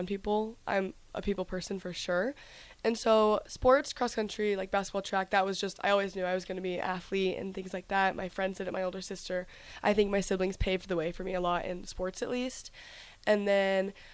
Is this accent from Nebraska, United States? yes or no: yes; Lincoln, Nebraska, United States; I was always from Lincoln. I've always lived here. I went to Adams Elementary School and then Scott Middle School and now Southwest High School